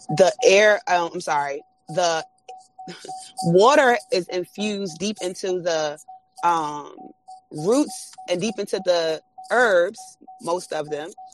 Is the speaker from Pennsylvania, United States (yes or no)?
no; Washington, District of Columbia, United States; born and raised in uh, Washington, D.C.